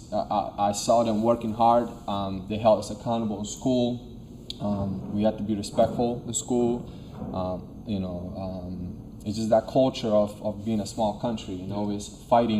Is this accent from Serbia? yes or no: yes; Serbia; now in United States; I'm from Serbia, so you know, when I came here, we came 2001 September 10th